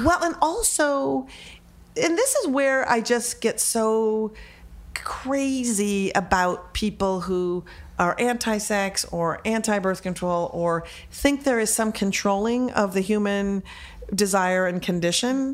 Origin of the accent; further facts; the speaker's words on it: Minneapolis, Minnesota, United States; I was born and raised in Minneapolis, Minnesota